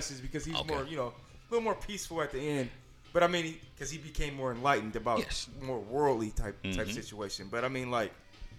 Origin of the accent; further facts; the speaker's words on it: Bay Area, California, United States; I came from the Bay Area.